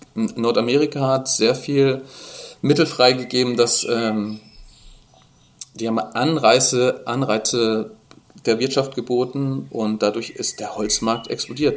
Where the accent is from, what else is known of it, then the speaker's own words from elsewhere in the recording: Dresden, Saxony, Germany; bei uns in Dresden